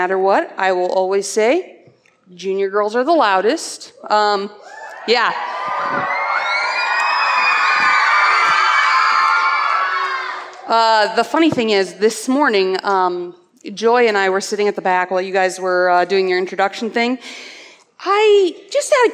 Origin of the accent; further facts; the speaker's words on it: Cedar Falls, Iowa, United States; also born or lived in Ankeny, Iowa / Dysart, Iowa; I grew up in Cedar Falls, Iowa